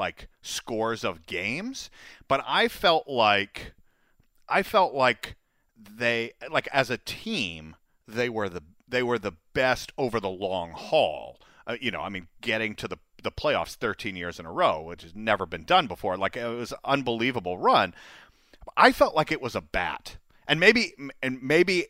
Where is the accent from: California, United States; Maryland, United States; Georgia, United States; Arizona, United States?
Georgia, United States; Atlanta; I'm from Atlanta, too